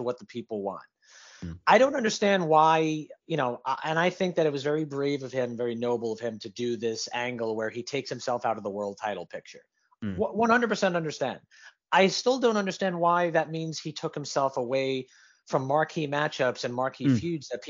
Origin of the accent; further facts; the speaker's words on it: New York, United States; I grew up in New York. I'm a big New York Giants fan.